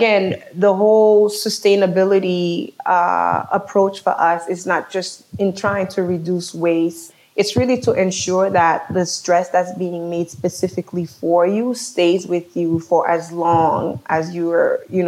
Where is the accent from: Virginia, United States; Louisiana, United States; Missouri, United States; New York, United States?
New York, United States; New York City; also born or lived in Haiti; being born in Haiti and growing up in New York City.